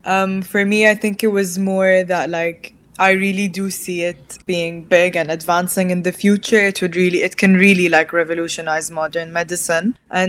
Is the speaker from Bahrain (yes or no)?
yes; Bahrain; moved away as an adult; now in London, United Kingdom; I'm from Bahrain and I'm 20 years old. I study at King's College London and I'm currently in my third year